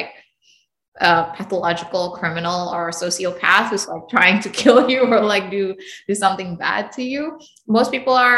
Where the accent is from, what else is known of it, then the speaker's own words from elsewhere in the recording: Indonesia; moved away; also born or lived in United States; I grew up in Indonesia and then the US, and then now here